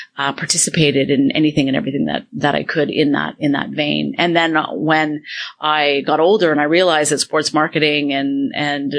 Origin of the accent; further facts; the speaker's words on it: Toronto, Ontario, Canada; Toronto, downtown, born and raised.